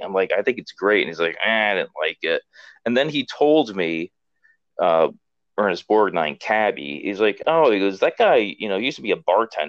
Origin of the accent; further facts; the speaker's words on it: Hamden, Connecticut, United States; I grew up in Hampden, Connecticut